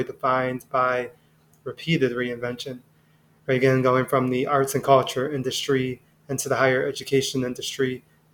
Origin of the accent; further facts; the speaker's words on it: Philadelphia, Pennsylvania, United States; I'm born and raised in Philadelphia